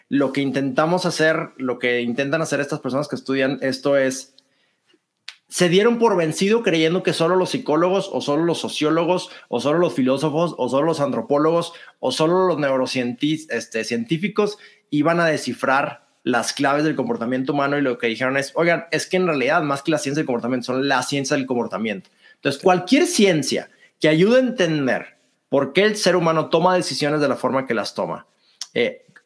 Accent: Monterrey, Nuevo León, Mexico; now in Mexico City, Mexico; Soy de Monterrey, vivo en la Ciudad de México, no sé si ya perdí mi acento, algunos dicen que lo perdieron, otros dicen que no.

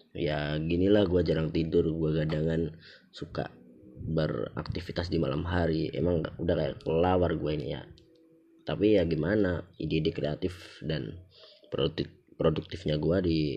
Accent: Java, Indonesia; accent: Javanese (medok); jadi mungkin karena gue orang Jawa ya gue kalau misalnya ngomong kayak gini nih bahasa Indonesia gini nih ini kan masih medok ya

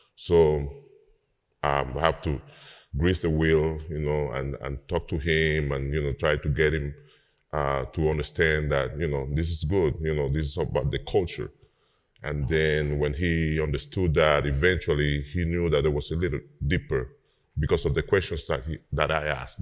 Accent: Havana, Cuba; moved away as an adult; now in New Orleans, United States; I live uh, in New Orleans for uh, 20 years now, 20, 21 years. Um, but yes, I'm from Cuba, um, from Havana

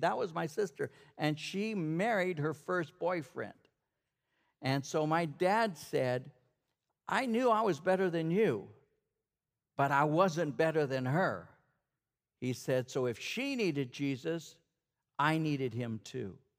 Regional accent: Norwalk, California, United States; I grew up in Norwalk

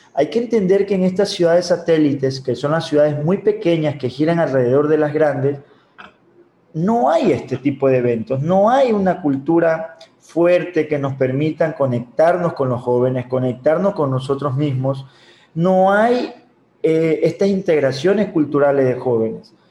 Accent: Babahoyo, Los Ríos, Ecuador; yo soy de Babahoyo

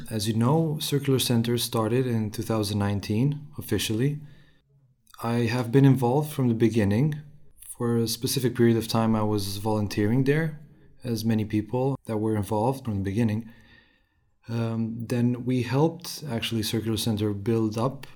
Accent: Romania; moved away as an adult; also born or lived in Sweden; now in Jönköping, Sweden; I come from Romania. I've moved to Sweden in 2014 to continue my studies

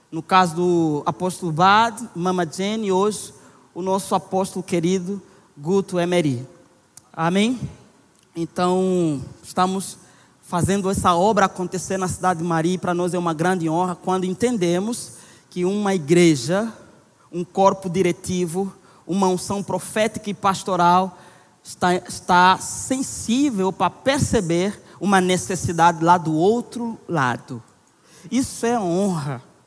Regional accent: Angola; now in Brazil; Eu sou angolano, casado com Nayara

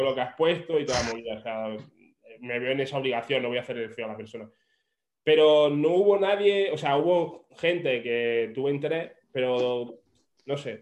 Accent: Granada, Andalusia, Spain; also born or lived in Australia; yo soy de Granada

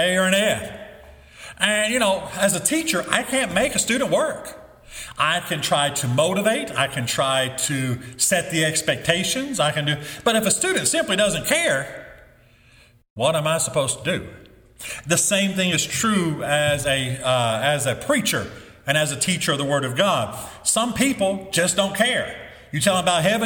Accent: the Bible Belt, United States; When I was growing up in the Bible Belt, it seemed like everybody went to church

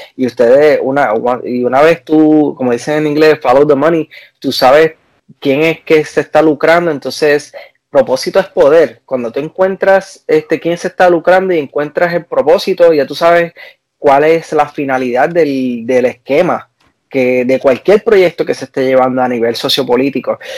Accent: Puerto Rico; moved away; yo soy boricua

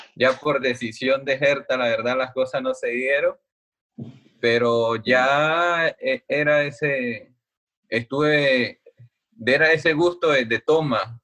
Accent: Colombia; moved away as an adult; also born or lived in Berlin, Germany; como colombianos

